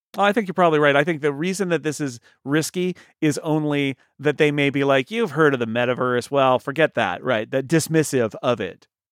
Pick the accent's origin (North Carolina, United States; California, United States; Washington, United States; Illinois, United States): California, United States; as a Californian